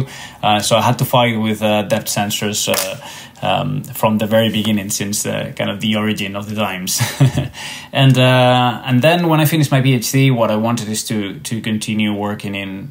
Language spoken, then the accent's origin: English; Spain; moved away; as you can tell by my accent, I'm not Irish, even though Volograms is an Irish company. I am actually from Spain